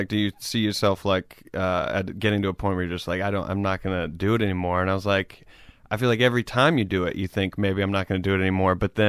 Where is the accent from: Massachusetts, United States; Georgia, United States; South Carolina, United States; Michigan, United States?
South Carolina, United States; Greenville; Greenville, South Carolina.